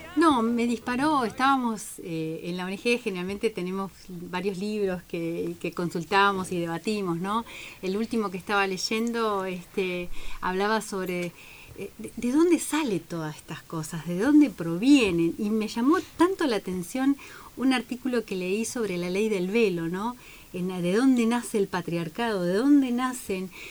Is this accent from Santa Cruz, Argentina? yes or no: yes; Santa Cruz, Argentina; now in Bahía Blanca, Argentina; vengo de Santa Cruz Pico